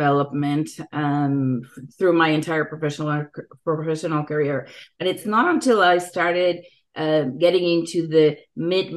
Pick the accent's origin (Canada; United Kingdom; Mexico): Mexico; Mexico City; moved away as an adult; now in San Diego, United States; I grew up in Mexico City and came to the United States about 15 years ago, maybe a little more than